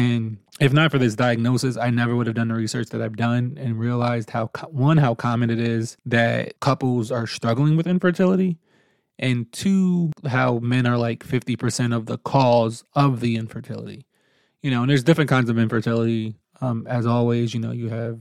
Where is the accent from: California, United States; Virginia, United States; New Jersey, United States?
New Jersey, United States; moved away as an adult; now in North Carolina, United States; I'm originally from New Jersey